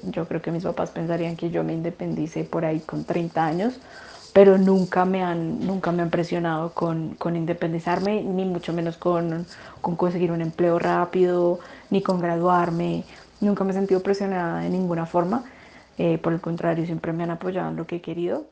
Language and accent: Spanish; Bogotá, Colombia; soy de Bogotá, vivo en Bogotá